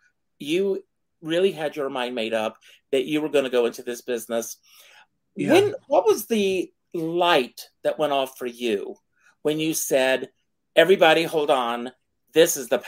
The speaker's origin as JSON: {"language": "English", "region": "South Carolina", "country": "United States", "said": "came from South Carolina. I worked hard to get rid of it."}